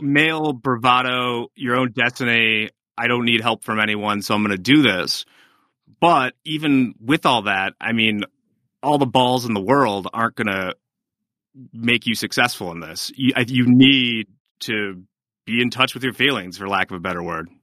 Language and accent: English; United States; I'm American